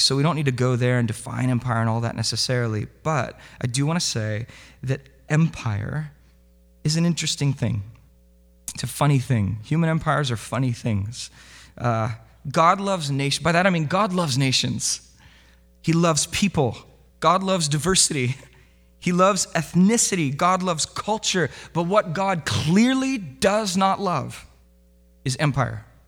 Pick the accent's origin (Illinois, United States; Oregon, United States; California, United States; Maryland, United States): California, United States; Southern; moved away; also born or lived in Vancouver, Washington; this is how I grew up in Southern California